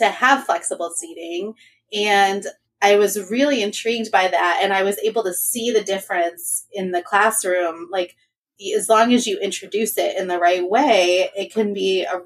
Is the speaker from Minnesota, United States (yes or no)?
no; Michigan, United States; I am from Michigan